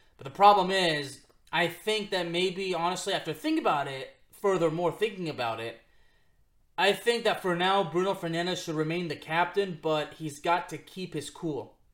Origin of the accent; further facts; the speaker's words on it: Lyon, Auvergne-Rhône-Alpes, France; moved away; We're both from Lyon, France